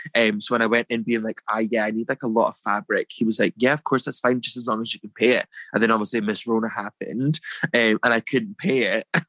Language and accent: English; Dundee, Scotland, United Kingdom; moved away; also born or lived in United States; growing up in Dundee when I was younger, moving to America, I moved to America